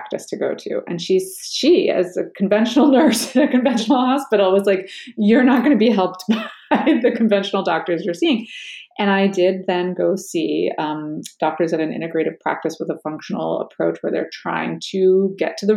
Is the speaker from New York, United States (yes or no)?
yes; New York City, New York, United States; born or raised there; also born or lived in New England / Cape Cod